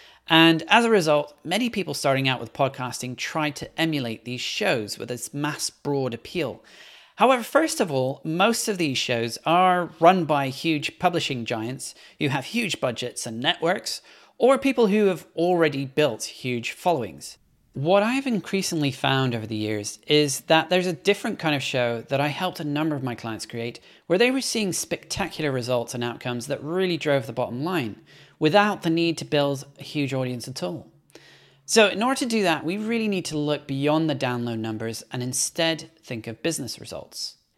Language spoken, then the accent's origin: English; Belgium; also born or lived in Scotland / London; now in New York, United States; If you're wondering about my hard-to-place accent, I'm originally from Scotland, but was born and grew up in Belgium before moving to London, and I currently reside in New York.